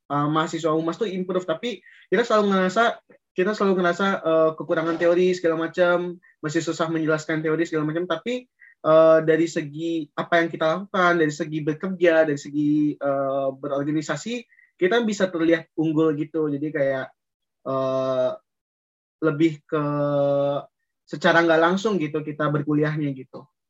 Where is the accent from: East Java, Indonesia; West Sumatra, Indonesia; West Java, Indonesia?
West Sumatra, Indonesia; Padang; moved away as an adult; aku berasal dari Padang, orang Minang tentunya